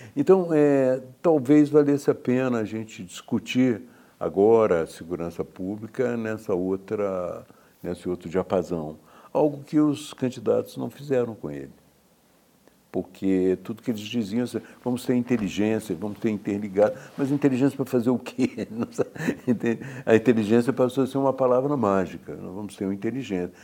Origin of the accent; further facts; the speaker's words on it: Juiz de Fora, Minas Gerais, Brazil; eu sou de Juiz de Fora